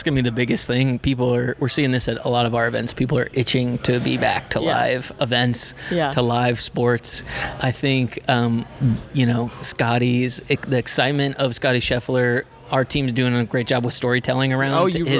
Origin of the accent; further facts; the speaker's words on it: Houston, Texas, United States; now in Jacksonville, United States; So I'm originally from Houston. So for me, it's just home.